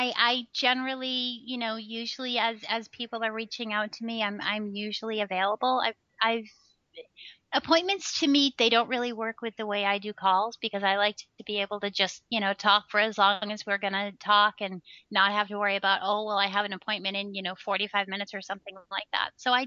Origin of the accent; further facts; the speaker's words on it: Texas, United States; I'm originally from Texas. And I travel around the country. I never know where I'm going to be.